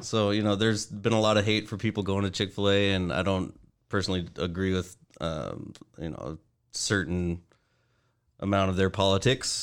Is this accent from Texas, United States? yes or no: no; Aberdeen, Washington, United States; I grew up in Aberdeen, Washington, the west side of the state